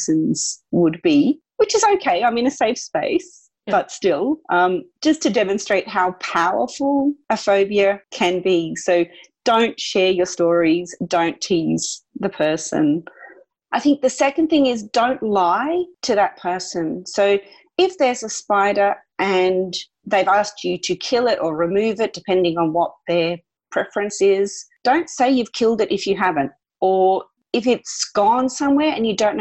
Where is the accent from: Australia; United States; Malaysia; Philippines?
Australia; being Australian